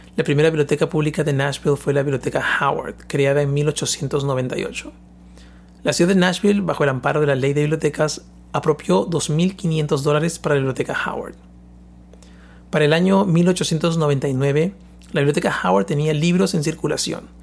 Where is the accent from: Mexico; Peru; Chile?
Peru; moved away; Yo soy de Perú